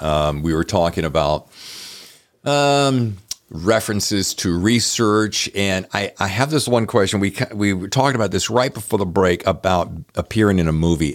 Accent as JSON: {"language": "English", "region": "the South", "country": "United States", "said": "I'm from the South"}